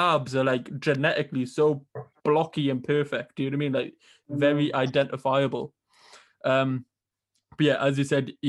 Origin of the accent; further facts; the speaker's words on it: Newcastle upon Tyne, North East England, United Kingdom; I'm from Newcastle in England